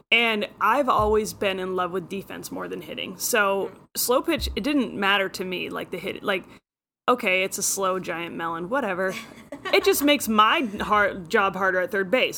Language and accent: English; Friday Harbor, Washington, United States; I grew up in Friday Harbor, San Juan Islands, which is uh, Pacific Northwest corner of Washington